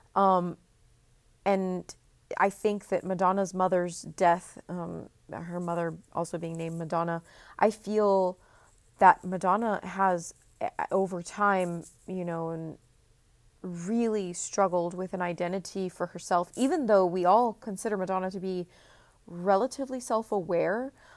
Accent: Texas, United States; I'm from Texas, grew up in Texas, and, um, live in Texas right now

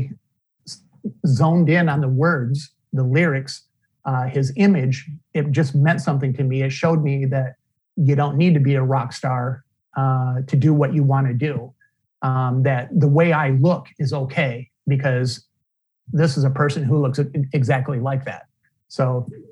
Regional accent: Flint, Michigan, United States; I was born and raised in Flint, Michigan, which is just north of Detroit.

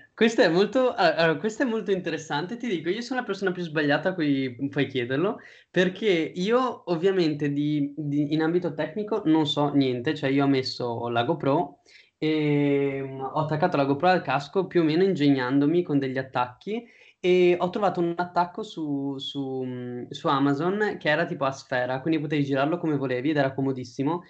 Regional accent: Padua, Veneto, Italy; io sono di Padova

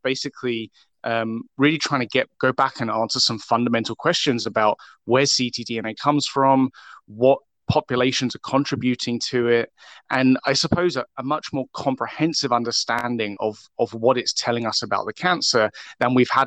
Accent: United Kingdom; moved away as an adult; now in Vancouver, Canada; I actually work in Vancouver, although I am British originally

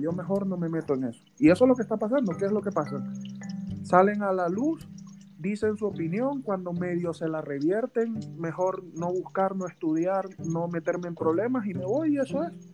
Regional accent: Venezuela; moved away as an adult; yo me vine graduado de Venezuela

